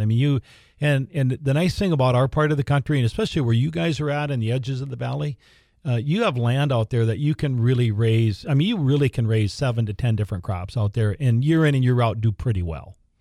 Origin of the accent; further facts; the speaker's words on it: Larimore, North Dakota, United States; my hometown of Laramore